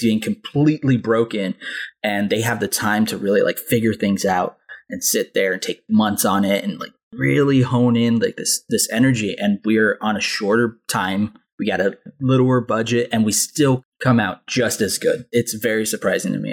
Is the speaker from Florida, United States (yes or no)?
no; Anaheim, California, United States; I grew up in Anaheim, California